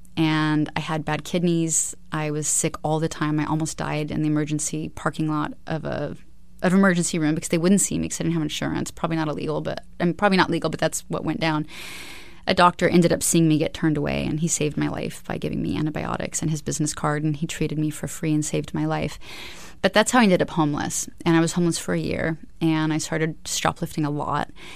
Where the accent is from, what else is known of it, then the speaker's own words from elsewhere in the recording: Alaska, United States; I was raised in Alaska.